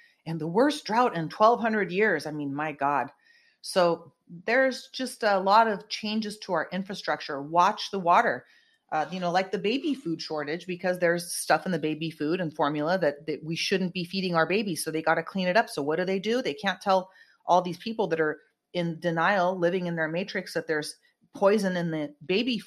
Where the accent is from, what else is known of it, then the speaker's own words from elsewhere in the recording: California, United States; I am 100% California girl, and I refuse to move from my state.